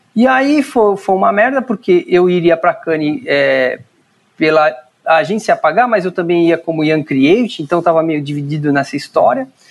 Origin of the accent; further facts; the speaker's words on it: São Paulo, Brazil; eu sou natural de São Paulo mesmo, nasci no Ipiranga